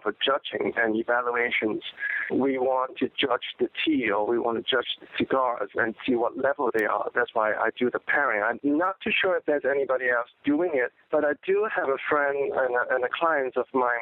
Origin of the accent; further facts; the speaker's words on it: Hong Kong; moved away as an adult; now in New York City, United States; I'm from Hong Kong. I'm Chinese